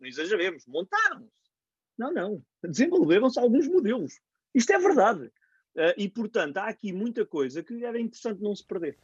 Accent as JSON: {"language": "Portuguese", "town": "Cantanhede", "region": "Coimbra District", "country": "Portugal", "said": "Cantanhede, de onde sou"}